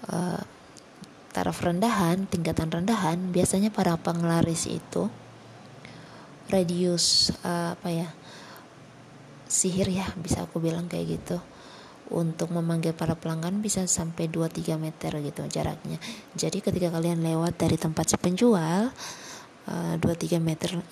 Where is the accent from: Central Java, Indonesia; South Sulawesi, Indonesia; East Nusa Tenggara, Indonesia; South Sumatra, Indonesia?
East Nusa Tenggara, Indonesia; Kupang; paling banyak di kota aku di kota Kupang tuh paling banyak